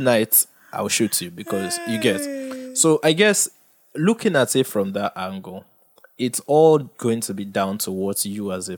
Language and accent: English; Nigeria; as a Nigerian